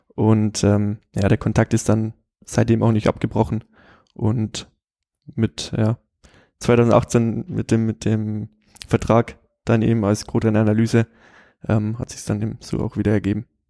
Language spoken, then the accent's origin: German; Straubing, Bavaria, Germany; also born or lived in Regensburg / Cologne; ich bin hier in Regensburg geboren, äh, bin aber dann in Straubing, so 30, 40 Kilometer von hier aufgewachsen